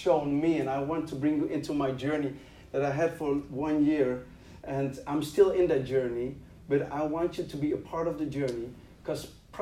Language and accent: English; Netherlands; English is a second language; I'm from the Netherlands, so, and I'm trying to do my best to speak in your language